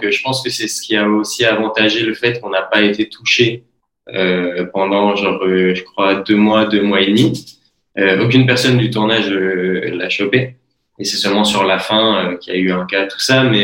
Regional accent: Belgium; now in Montpellier, France; qui ai l'habitude maintenant de vivre à Montpellier et de dire aux gens, je suis belge

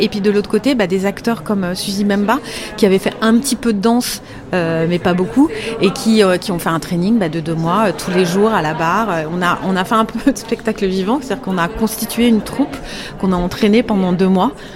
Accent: Paris, Île-de-France, France; je suis parisienne

